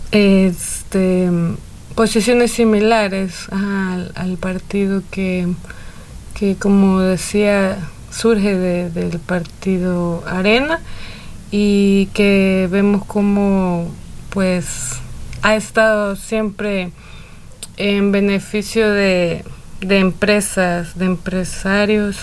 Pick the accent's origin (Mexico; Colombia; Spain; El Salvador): El Salvador; soy del Salvador